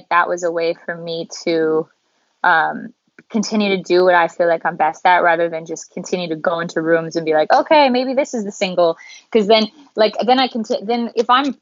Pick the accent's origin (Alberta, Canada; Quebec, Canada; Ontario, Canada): Alberta, Canada; Calgary; moved away as an adult; I'm from Calgary, Canada